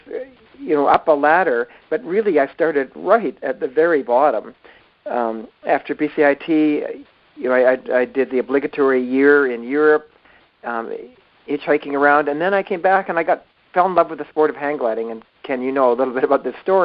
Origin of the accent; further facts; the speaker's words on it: Victoria, British Columbia, Canada; I grew up in Victoria, B.C.